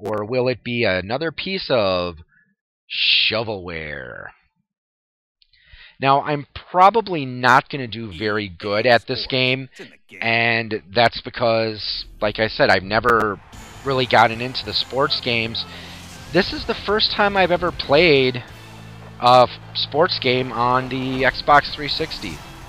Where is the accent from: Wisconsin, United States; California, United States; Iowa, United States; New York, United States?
Wisconsin, United States; I'm from Wisconsin